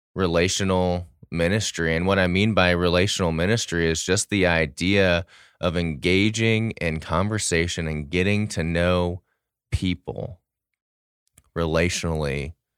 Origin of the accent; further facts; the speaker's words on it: St. Louis, Missouri, United States; now in Dallas-Fort Worth, United States; I grew up in Saint Louis, Missouri